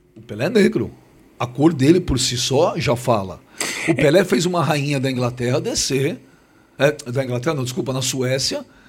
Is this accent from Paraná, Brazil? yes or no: no; São Paulo, Brazil; Eu nasci na cidade de São Paulo. Eu sou paulistano da Gema